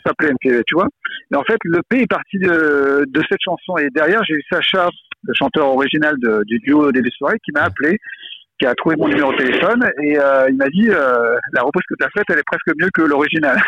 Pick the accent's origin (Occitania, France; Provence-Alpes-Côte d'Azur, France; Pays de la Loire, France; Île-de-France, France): Île-de-France, France; Paris suburbs, Val-de-Marne; en banlieue parisienne. Ah j'étais euh, dans, comme on dit, dans le 9-4, dans le Val-de-Marne.